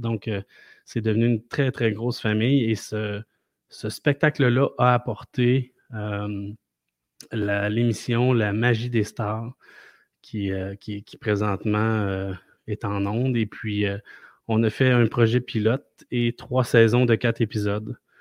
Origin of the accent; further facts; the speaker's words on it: Quebec City, Quebec, Canada; je viens de Québec